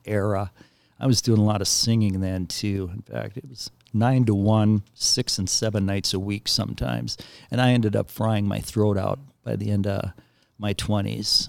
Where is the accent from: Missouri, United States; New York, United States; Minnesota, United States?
Minnesota, United States; Willmar; I grew up in Wilmer, about a hundred miles west of the cities